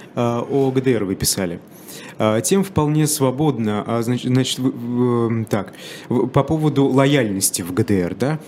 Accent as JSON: {"language": "Russian", "region": "Bashkortostan", "country": "Russia", "said": "я из Башкирии"}